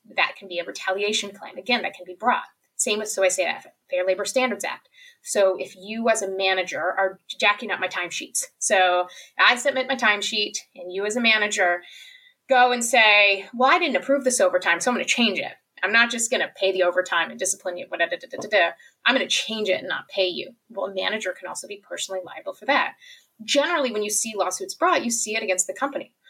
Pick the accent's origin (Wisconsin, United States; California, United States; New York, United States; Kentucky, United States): Kentucky, United States; I'm from Kentucky